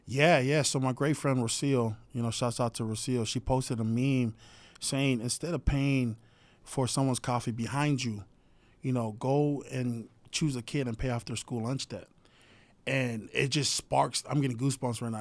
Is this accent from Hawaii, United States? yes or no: yes; Hawaii, United States; I'm from Hawaii